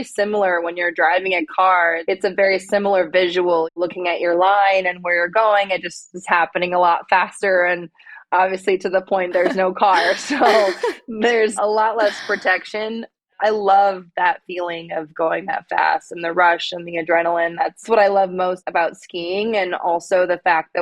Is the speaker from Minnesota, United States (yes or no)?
yes; Minnesota, United States; I grew up in Minnesota